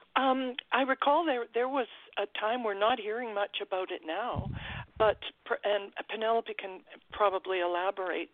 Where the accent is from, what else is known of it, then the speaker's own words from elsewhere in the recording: British Columbia, Canada; I am a Canadian. Um, I live about 10 minutes from the U.S. border uh, to Washington State